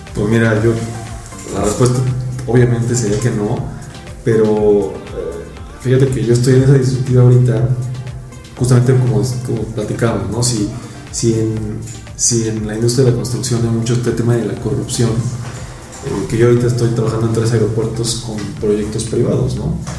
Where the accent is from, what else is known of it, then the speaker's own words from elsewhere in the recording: Mexico City, Mexico; yo soy de Iztapalapa, puesto de México